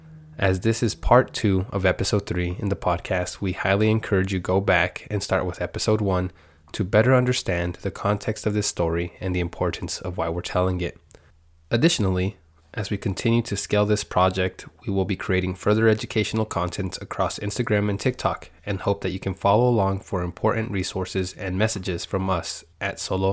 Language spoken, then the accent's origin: English; Guadalajara, Jalisco, Mexico; moved away as an adult; now in United States; Okay, I was born in Guadalajara, Jalisco. I grew up there with my parents.